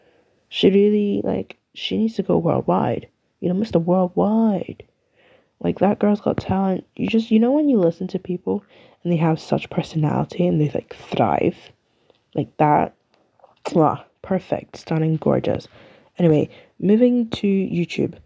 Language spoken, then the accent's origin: English; United Kingdom; I'm from the UK. I'm British